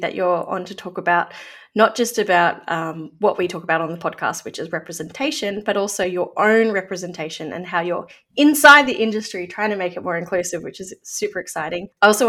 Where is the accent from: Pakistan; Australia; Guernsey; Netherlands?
Australia; Victoria; I'm from Wurundjeri country of the Kulin Nation